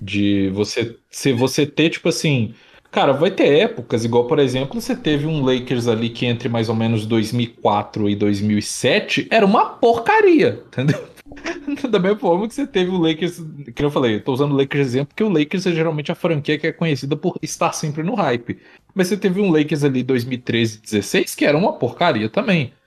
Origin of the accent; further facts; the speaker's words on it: Brazil; pra gente que é brasileiro